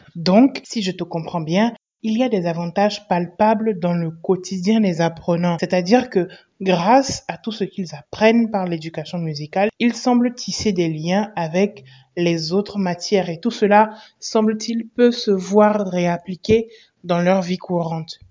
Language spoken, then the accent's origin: French; Benin; chez nous au Bénin